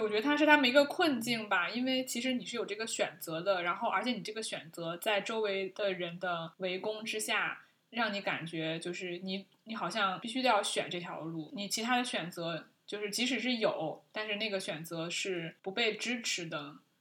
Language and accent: Chinese; China; 我们中国人